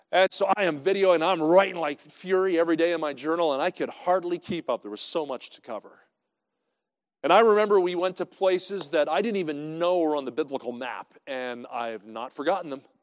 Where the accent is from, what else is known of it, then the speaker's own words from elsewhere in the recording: New Jersey, United States; now in Kansas City, United States; I grew up in New Jersey